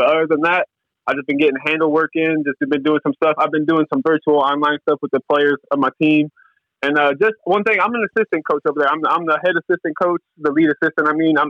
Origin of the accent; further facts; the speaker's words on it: River Rouge, Michigan, United States; I'm born and raised in River Rouge. That is a basketball powerhouse.